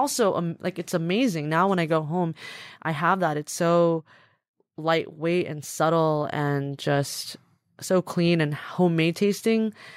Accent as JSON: {"language": "English", "area": "a suburb of Los Angeles", "region": "Southern California", "country": "United States", "tie": "born or raised there", "also_born_or_lived": "Taipei, Taiwan", "said": "Grew up in Southern California in a suburb of Los Angeles"}